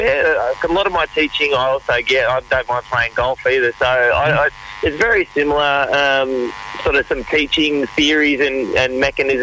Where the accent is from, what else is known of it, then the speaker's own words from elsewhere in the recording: Sydney, New South Wales, Australia; also born or lived in Melbourne; I grew up in a big rugby league city in Sydney